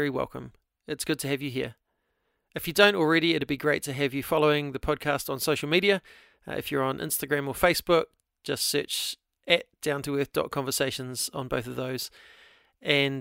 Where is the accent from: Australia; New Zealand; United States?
New Zealand; Hastings, Hawke's Bay; moved away; I'm from Hastings originally